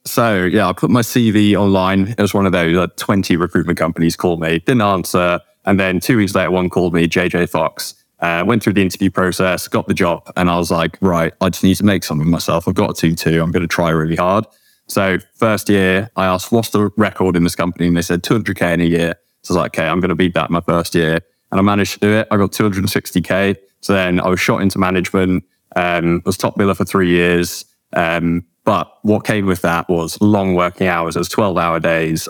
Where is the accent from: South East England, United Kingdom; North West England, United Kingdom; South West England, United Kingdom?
South West England, United Kingdom; Cheddar; moved away as an adult; also born or lived in South Africa / Liverpool; now in Bristol, United Kingdom; I'm from South Africa. Um, moved here when I was young, grew up in Cheddar